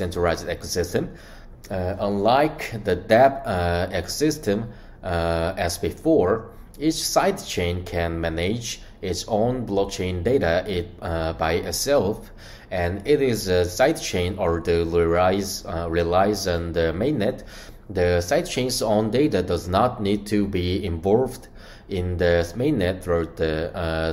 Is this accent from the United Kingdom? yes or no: no; South Korea; from South Korea and representative of Korea at Horizon